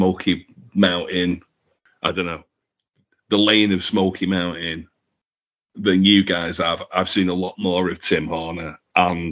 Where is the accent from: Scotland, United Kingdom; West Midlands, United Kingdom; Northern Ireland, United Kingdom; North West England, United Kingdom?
North West England, United Kingdom; Manchester; I come from Manchester